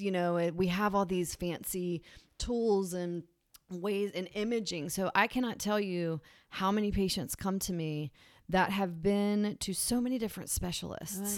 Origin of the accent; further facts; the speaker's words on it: Virginia, United States; also born or lived in Massachusetts; now in Charleston, United States; I grew up in Virginia